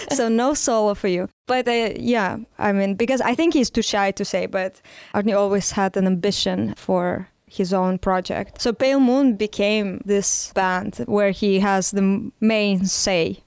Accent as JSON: {"language": "English", "region": "Saint Petersburg", "country": "Russia", "tie": "born or raised there", "also_born_or_lived": "Neryungri, Yakutia, Russia", "second_language": "English", "moved": "as an adult", "lives_now": "Barcelona, Spain", "said": "I lived there with my family and I grew up mostly there"}